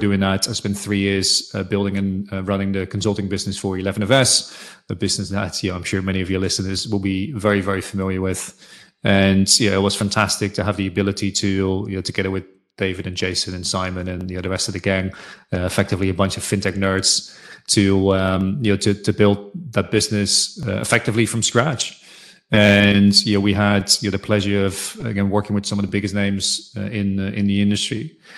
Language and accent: English; Netherlands; So I was born and raised in Holland.